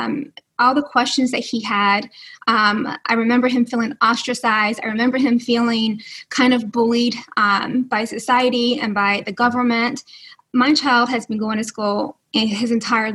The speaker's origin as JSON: {"language": "English", "region": "New York", "country": "United States", "said": "I'm from New York."}